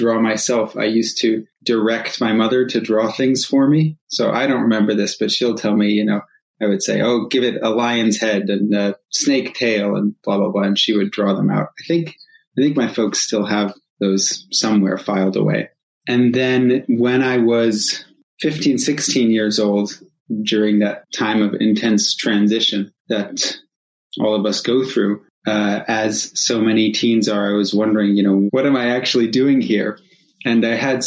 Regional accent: rural New England, United States; I was growing up in rural New England

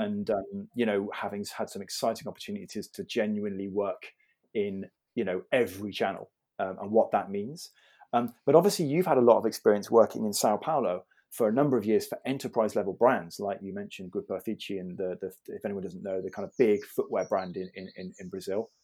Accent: Bath, South West England, United Kingdom; also born or lived in London; I was born in Bath

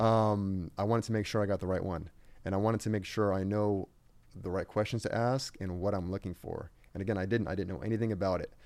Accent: Riverside, California, United States; I grew up in Riverside

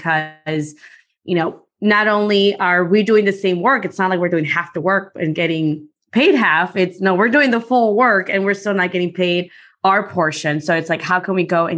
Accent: Guatemala; now in Chicago, United States; I'm from Guatemala. So I was born there and then I came to the US and been living in Chicago now for close to 30 years or so

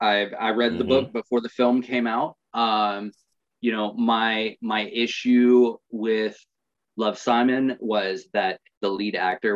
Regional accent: Atlanta, Georgia, United States; I am from Atlanta.

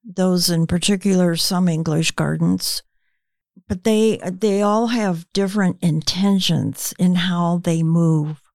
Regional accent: United States; growing up in the United States

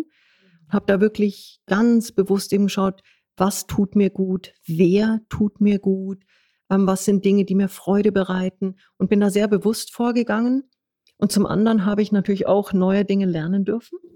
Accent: Munich, Bavaria, Germany; bin geborenes Münchner Kindel

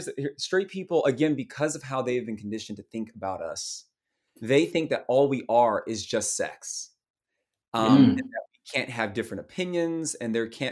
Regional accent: the South, United States; I'm a Southerner.

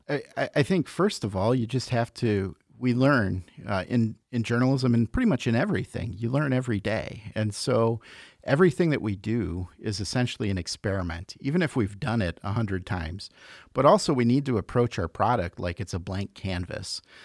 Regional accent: Chicago, Illinois, United States; moved away as an adult; also born or lived in Iowa City, Iowa; now in Iowa, United States; I grew up in Chicago, came out to school, went to the University of Iowa, and never left.

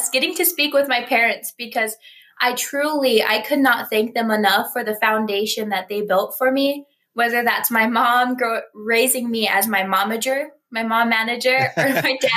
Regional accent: Rosebud Reservation, South Dakota, United States; I come from Old Ring Thunder on the Rosebud Reservation of South Dakota

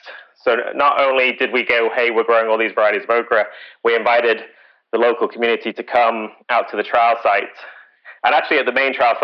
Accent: United Kingdom; moved away; I'm British

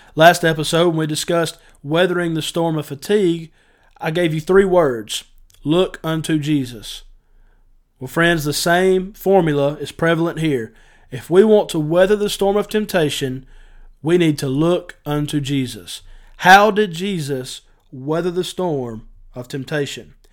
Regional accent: Northwest Georgia, United States; I'm from North, Northwest Georgia

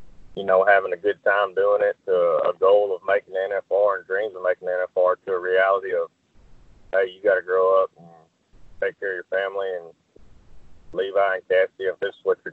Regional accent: Crockett, Texas, United States; also born or lived in Madisonville, Texas; I grew up in Crockett, Texas, and my mom lived in Madisonville

